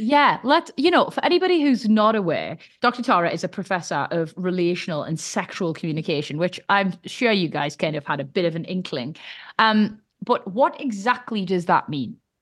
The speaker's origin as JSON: {"language": "English", "country": "United Kingdom", "said": "us Brits"}